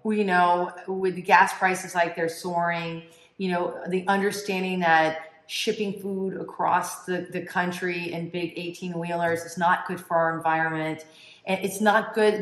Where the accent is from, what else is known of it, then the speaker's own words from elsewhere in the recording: Tampa, Florida, United States; born and raised in Tampa, Florida, third generation